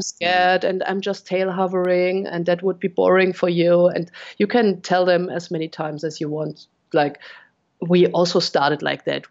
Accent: Munich, Bavaria, Germany; also born or lived in Cologne area, Germany; now in Cologne, Germany; Originally, I come from Munich

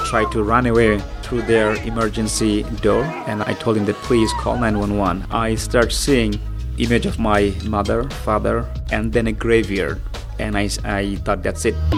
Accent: Bangladesh; now in United States; I'm a Muslim, but I'm not from Middle East. I'm from Bangladesh

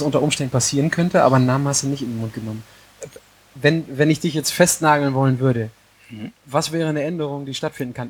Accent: Hattingen, North Rhine-Westphalia, Germany; Ich komme aus Hattingen

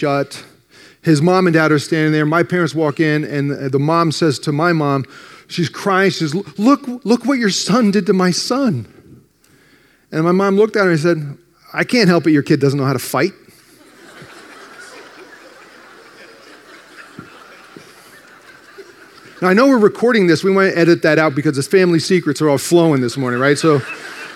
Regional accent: New Jersey, United States; I grew up in North Jersey, just outside New York

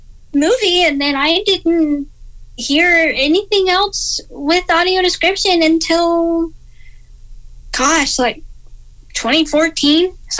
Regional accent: Georgia, United States; growing up, I had pretty good vision.

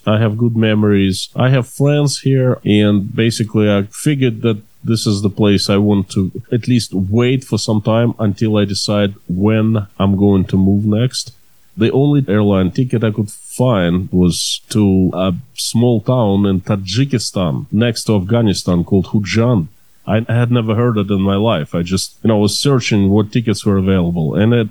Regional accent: Russia; moved away as an adult; also born or lived in Maine, United States / California, United States / New York City, United States / Ukraine; now in Tashkent, Uzbekistan; I was born and raised in Russia, in the USSR. Then at age 20, I moved to the USA, spent there around 9 years in Maine mostly, but I lived a little bit in California in New York City.

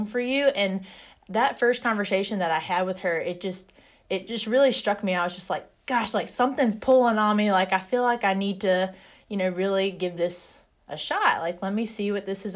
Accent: North Carolina, United States; also born or lived in Carbondale, Illinois; I grew up in North Carolina

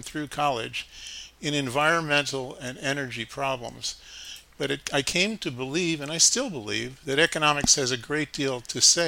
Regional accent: Shaker Heights, Ohio, United States; moved away as an adult; Grew up in Shaker Heights, Ohio, a relatively affluent suburb of Cleveland. Stayed there through high school.

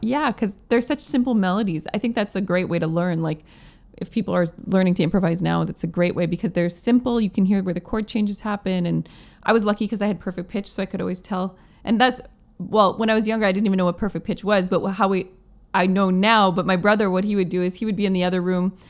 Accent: Plum Coulee, Manitoba, Canada; now in Vancouver, Canada; my hometown in Plumcooley

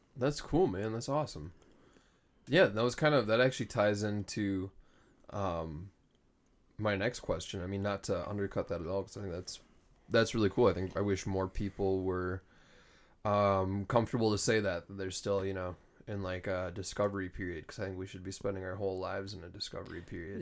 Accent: Minnesota, United States; we come from Minnesota

